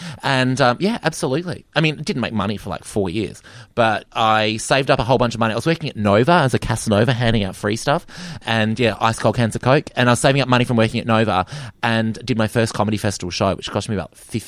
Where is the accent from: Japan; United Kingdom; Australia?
Australia; Perth, Western Australia; growing up in Perth.